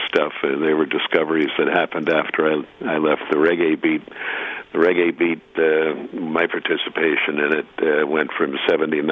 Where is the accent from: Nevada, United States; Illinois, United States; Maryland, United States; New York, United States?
New York, United States; New York City; I'm an old Brooklyn boy